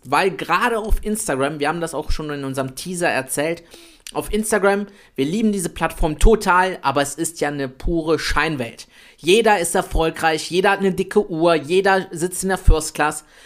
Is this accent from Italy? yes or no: yes; Italy; Ich bin der kleine Italiener.